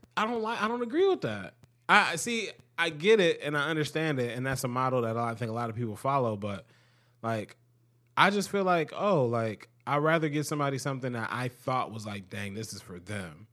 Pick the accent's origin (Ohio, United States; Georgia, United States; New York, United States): Ohio, United States; Cleveland; also born or lived in Akron, Ohio; I'm from Cleveland